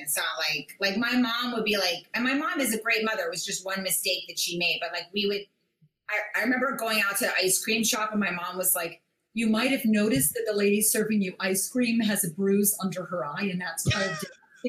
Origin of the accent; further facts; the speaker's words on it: Bethesda, Maryland, United States; now in New York, United States; Bethesda, Maryland.